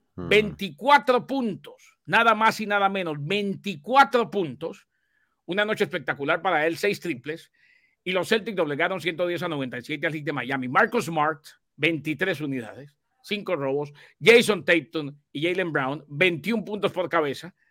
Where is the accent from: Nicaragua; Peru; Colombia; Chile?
Colombia; yo como colombiano